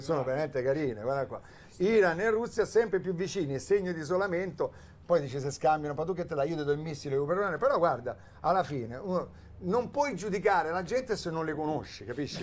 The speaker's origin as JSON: {"language": "Italian", "town": "Augusta", "region": "Sicily", "country": "Italy", "said": "la squadra del mio paese di Augusta"}